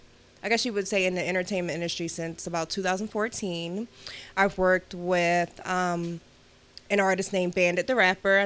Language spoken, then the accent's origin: English; Philadelphia, Pennsylvania, United States; I am a Philly girl. I'm from Uptown, born and raised in Philly.